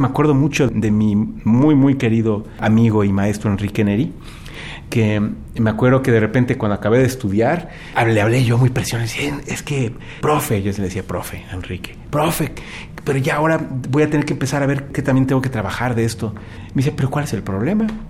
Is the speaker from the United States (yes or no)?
no; Mexico; moved away as an adult; como mexicano